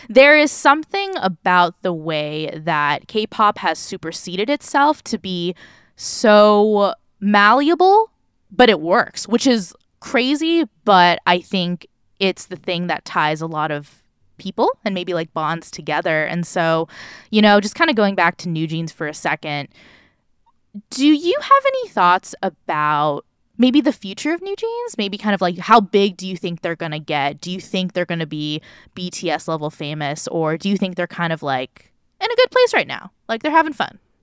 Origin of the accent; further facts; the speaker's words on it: Orange County, California, United States; I grew up in Orange County